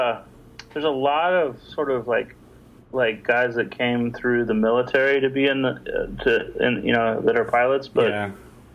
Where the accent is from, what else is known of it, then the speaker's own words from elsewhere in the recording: Long Beach, California, United States; also born or lived in Los Angeles / New York; now in Bay Area, United States; Well, yeah, but I'm originally from Los Angeles. I grew up in Long Beach, and I spent a lot of time in New York as well